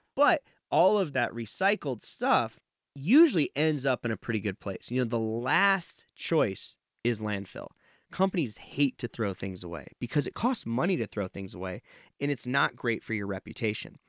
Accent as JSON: {"language": "English", "region": "Nevada", "country": "United States", "tie": "born or raised there", "said": "I grew up in Nevada"}